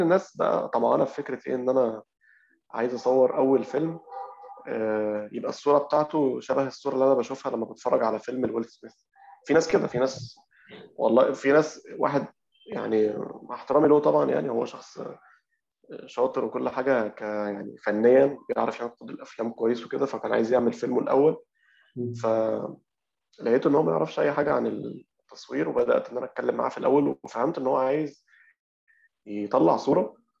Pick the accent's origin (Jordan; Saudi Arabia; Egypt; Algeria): Egypt; إحنا عندنا معضلة أو مشكلة عندنا في كمصريين